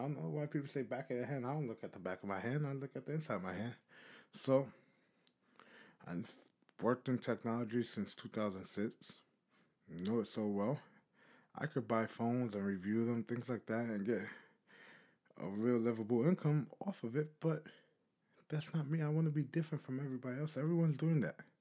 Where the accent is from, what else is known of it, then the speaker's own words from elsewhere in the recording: New York City, New York, United States; I'm from New York City